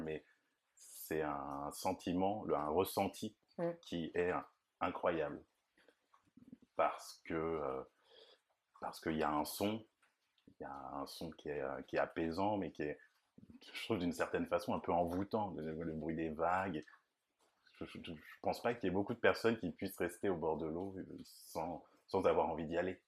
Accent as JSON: {"language": "French", "town": "Nantes", "region": "Pays de la Loire", "country": "France", "tie": "born or raised there", "said": "je suis de Nantes et j'ai toujours vécu là"}